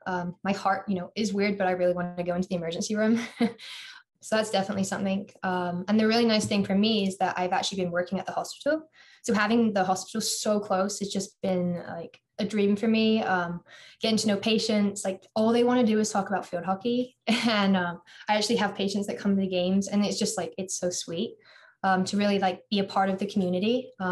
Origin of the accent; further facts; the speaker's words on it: England, United Kingdom; accent: American; now in Iowa City, United States; So I pretty much basically sound American. A lot of teachers have no idea I'm from England.